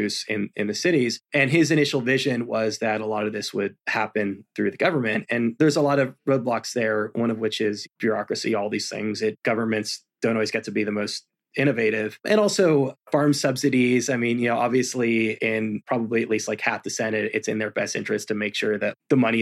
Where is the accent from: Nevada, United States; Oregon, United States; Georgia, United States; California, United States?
California, United States; moved away as an adult; also born or lived in Santa Cruz, California; now in New York City, United States; I'm from California originally, and I went to school in the Central Coast.